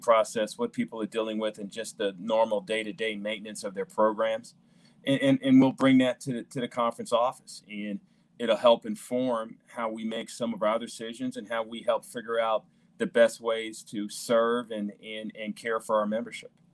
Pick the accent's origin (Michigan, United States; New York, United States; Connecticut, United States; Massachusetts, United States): New York, United States; New York City; now in St. Louis, United States; both myself and my wife grew up in New York City